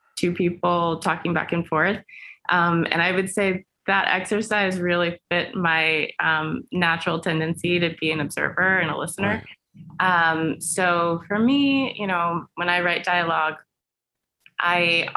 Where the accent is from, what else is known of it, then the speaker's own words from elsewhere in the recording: Herndon, Virginia, United States; moved away as an adult; also born or lived in New York; now in Los Angeles, United States; I'm from Herndon, Virginia. Which is just outside of Washington, D.C.